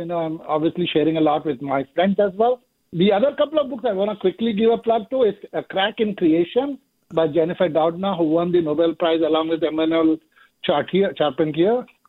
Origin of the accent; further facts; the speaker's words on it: India; moved away as an adult; now in United States; I'm an immigrant from India, lived in the US for 30 years